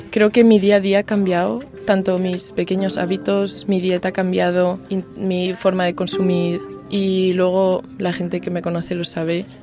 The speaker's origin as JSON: {"language": "Spanish", "town": "Madrid", "region": "Community of Madrid", "country": "Spain", "said": "tengo 25 años y soy de Madrid."}